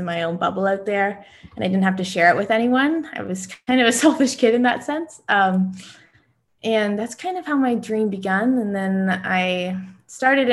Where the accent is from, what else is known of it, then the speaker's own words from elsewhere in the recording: Canada; being a Canadian